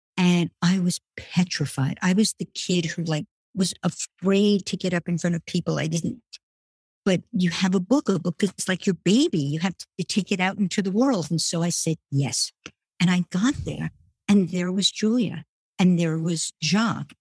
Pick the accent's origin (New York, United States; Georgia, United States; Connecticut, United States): New York, United States; New York City; also born or lived in France; I grew up in Brooklyn